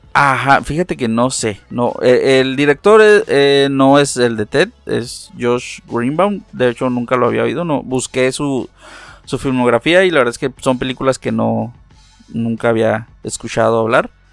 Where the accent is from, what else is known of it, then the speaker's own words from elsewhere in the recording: Mexico; no todos los mexicanos hablamos con con ese acento